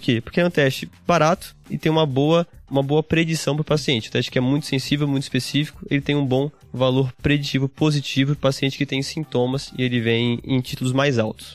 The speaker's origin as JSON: {"language": "Portuguese", "town": "Aracaju", "region": "Sergipe", "country": "Brazil", "moved": "as an adult", "lives_now": "São Paulo, Brazil", "said": "eu sou de Aracaju, Sergipe, fiz faculdade lá na Federal de Sergipe"}